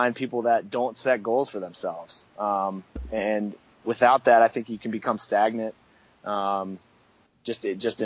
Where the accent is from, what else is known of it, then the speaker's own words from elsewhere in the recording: Baltimore, Maryland, United States; moved away; growing up in Baltimore